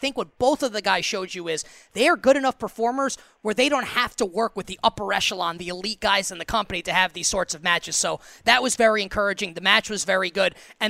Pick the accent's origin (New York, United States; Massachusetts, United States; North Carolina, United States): New York, United States; I think I'm going to be going to New York in my hometown